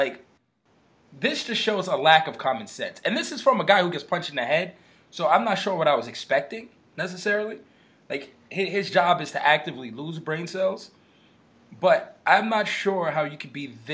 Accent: New York, United States; I grew up in New York

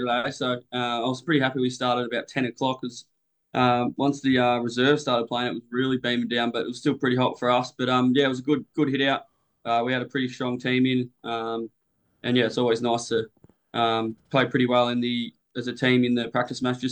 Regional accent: Bunyip, Victoria, Australia; now in Sydney, Australia; I was from a country little town called in Bunyip, just Country Vic, about an hour southeast of Melbourne. Grew up there

